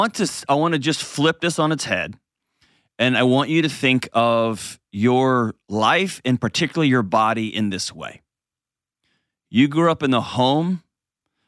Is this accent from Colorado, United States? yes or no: no; Texas, United States; I grew up in Texas